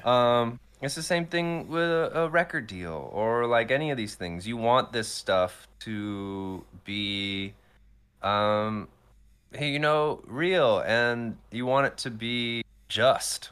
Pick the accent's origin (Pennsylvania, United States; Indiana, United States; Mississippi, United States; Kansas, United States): Pennsylvania, United States; Morrisville; born or raised there; moved away; also born or lived in Atlanta, Georgia